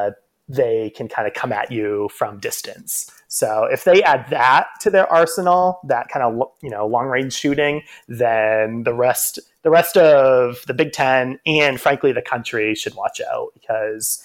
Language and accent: English; Maine, United States; I'm originally from Maine